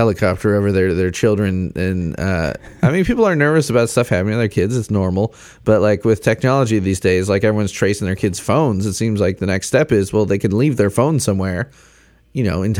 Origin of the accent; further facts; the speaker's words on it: Chicago, Illinois, United States; growing up in Chicago